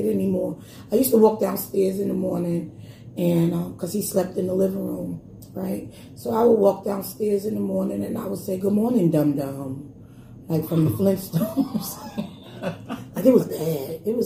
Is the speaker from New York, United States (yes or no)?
yes; New York City, New York, United States; I'm from Brownsville